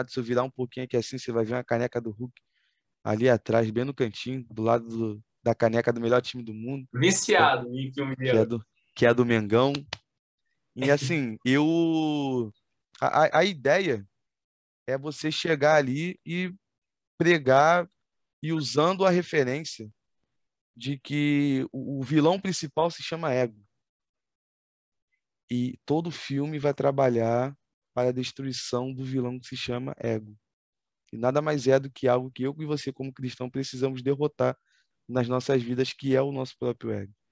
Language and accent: Portuguese; Rio de Janeiro, Brazil; mas como um bom carioca, nascido e criado num subúrbio do Rio de Janeiro, a gente tem o nosso dialeto, vamos dizer assim, peculiar de se expressar com as pessoas